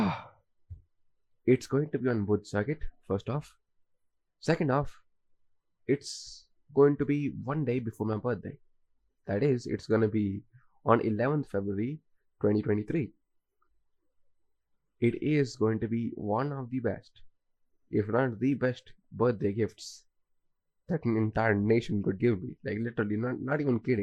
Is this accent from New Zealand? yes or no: no; India; as an Indian